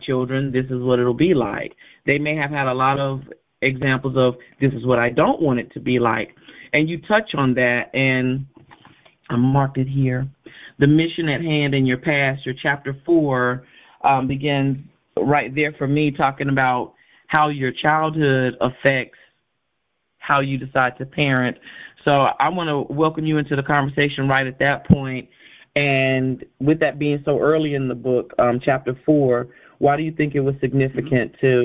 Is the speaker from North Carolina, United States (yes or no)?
yes; Charlotte, North Carolina, United States; accent: Southern; I'm from Charlotte, North Carolina, so, you know, the Southern in me might come out